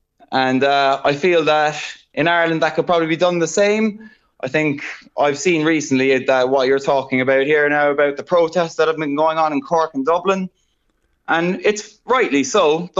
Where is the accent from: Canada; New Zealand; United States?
New Zealand; obviously there was complications with being Kiwi residents, being in Australia, and what was going to happen with if everything shut down.